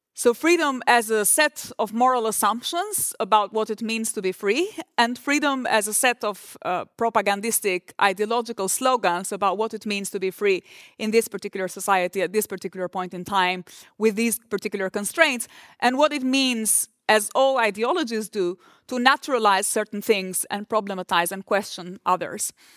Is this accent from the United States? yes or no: no; Durrës, Durrës County, Albania; moved away; port of Durres, which is my hometown